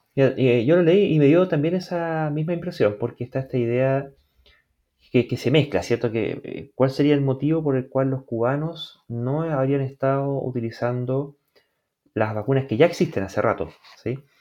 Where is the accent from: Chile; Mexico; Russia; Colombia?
Chile; nosotros aquí en Chile